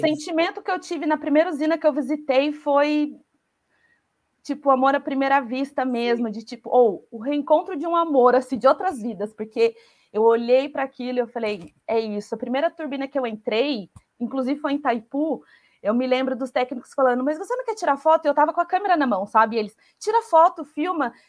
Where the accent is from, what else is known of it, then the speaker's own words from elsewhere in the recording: Taubaté, São Paulo, Brazil; moved away as an adult; now in Ireland; eu sou de Taubaté